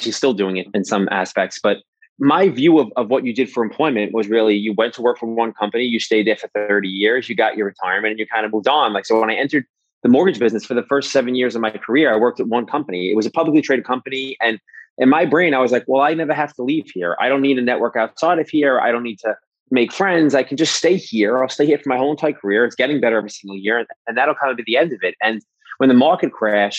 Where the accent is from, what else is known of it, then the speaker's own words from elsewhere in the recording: New York City, New York, United States; moved away as an adult; also born or lived in Manhattan; now in New Jersey, United States; So I'm born and raised in New York my whole entire life. I grew up in Brooklyn.